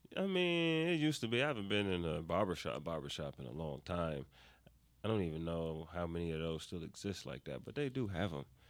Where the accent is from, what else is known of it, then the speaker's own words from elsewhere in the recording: New York, United States; moved away as an adult; now in Atlanta, United States; I'm from New York. And I've been in Atlanta now.